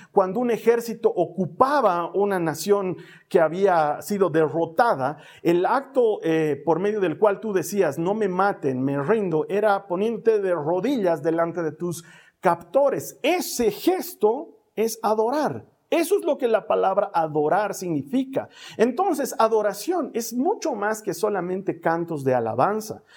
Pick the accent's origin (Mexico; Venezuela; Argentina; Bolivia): Bolivia; aquí en mi país